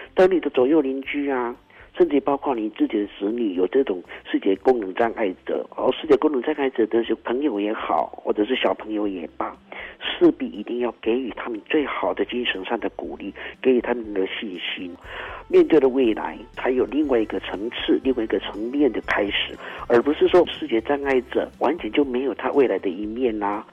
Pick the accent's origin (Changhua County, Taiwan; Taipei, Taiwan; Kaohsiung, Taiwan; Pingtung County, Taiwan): Pingtung County, Taiwan; 我们平东人